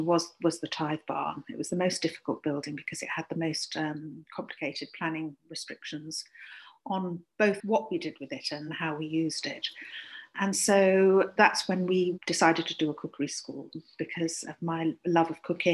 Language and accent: English; Leicestershire, East Midlands, United Kingdom; also born or lived in London; now in Cotswolds, United Kingdom; I grew up in Leicestershire